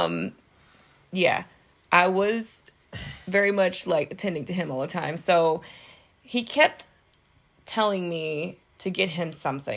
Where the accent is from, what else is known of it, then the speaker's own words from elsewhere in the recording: Texas, United States; moved away; also born or lived in Florida; I was from Texas and living in Florida